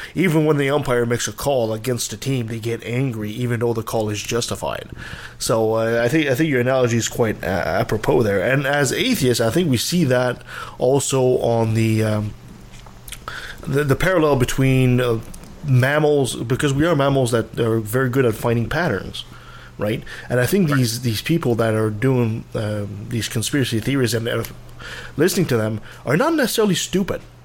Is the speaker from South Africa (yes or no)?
no; Canada; I'm Canadian